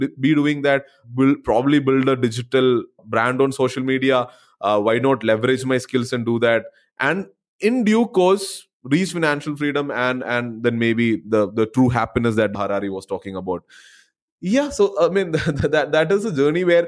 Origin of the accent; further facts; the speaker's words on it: Kerala, India; also born or lived in Bangalore; I kind of moved back to my hometown after 7-8 years back in Kerala